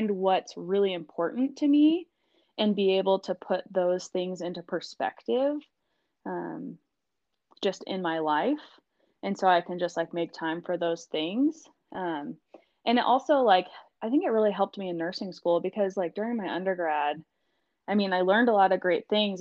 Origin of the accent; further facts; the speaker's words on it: Southeast Missouri, United States; moved away as an adult; also born or lived in Southwest Colorado; now in Colorado, United States; I grew up in Southeast Missouri.